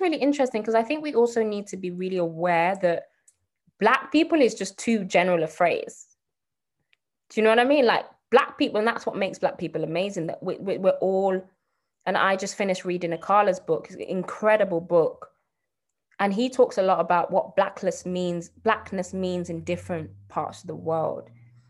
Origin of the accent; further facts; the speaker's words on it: Nigeria; But, so for example, I'm Nigerian. Most Nigerians I talk to are super forward thinking.